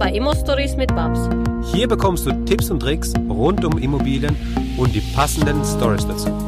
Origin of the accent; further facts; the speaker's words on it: Bavaria, Germany; Ich komme aus Bayern